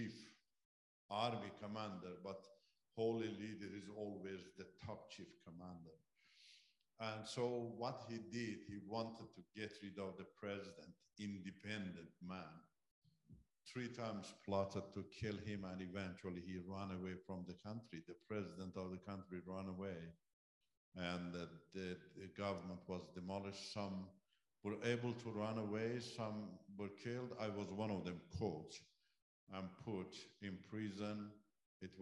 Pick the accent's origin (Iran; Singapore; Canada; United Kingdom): Iran; first language Turkish; English is a second language; moved away as an adult; also born or lived in Turkey